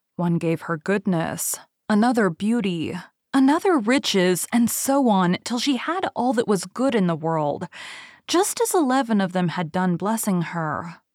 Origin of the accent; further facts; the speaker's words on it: Texas, United States; I'm from Texas and I can't even do a good Southern accent